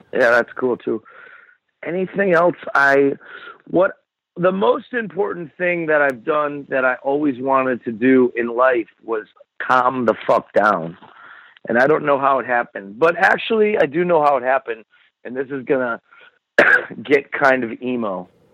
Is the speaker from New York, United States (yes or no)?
yes; Buffalo, New York, United States; I grew up in Buffalo